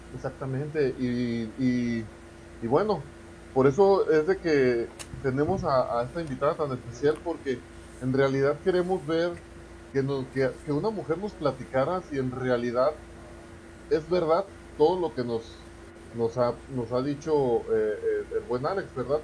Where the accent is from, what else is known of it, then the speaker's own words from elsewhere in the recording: Mexico; como mexicanos